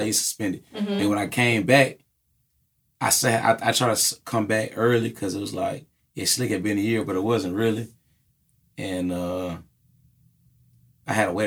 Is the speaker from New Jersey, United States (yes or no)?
no; Atlanta, Georgia, United States; also born or lived in New York (family); I grew up all around Atlanta. I moved here when I was young, like around like 5